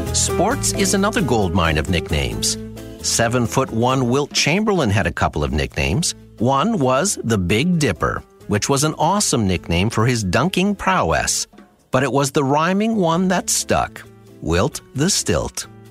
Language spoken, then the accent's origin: English; Sudbury, Ontario, Canada; my hometown of Sudbury.